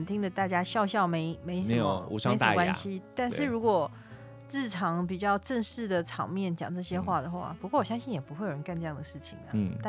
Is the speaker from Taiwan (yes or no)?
yes; Taiwan; first language Taiwanese Hokkien; Chinese is a second language; 我用台语就是讲台语长大的人